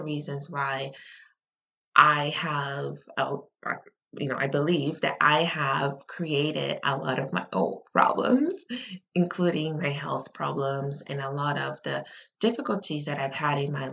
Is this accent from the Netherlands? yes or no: no; Brazil; moved away; I grew up in Brazil